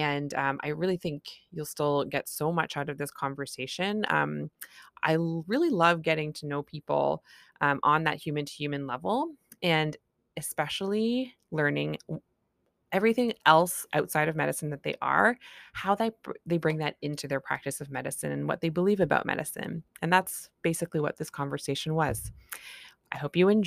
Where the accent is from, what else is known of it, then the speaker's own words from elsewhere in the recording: Canada; I'm a Canadian family physician